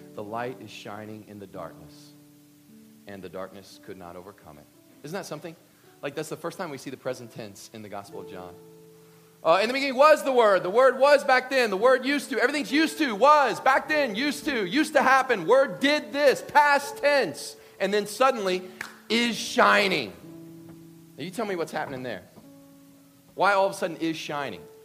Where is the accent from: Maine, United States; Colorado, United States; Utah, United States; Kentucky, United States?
Kentucky, United States; I'm from Kentucky